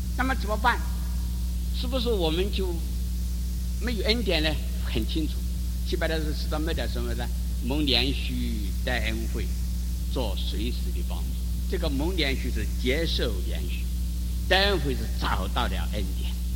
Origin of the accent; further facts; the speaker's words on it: China; 我们中国人